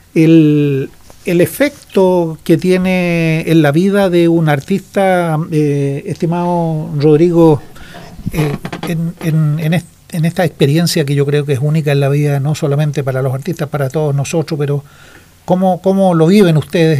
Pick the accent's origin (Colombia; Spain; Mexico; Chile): Chile; en nuestro país